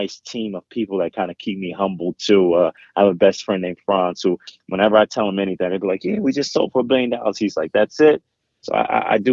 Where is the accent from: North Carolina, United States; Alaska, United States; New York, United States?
New York, United States; New York City; I grew up in Jamaica, Queens.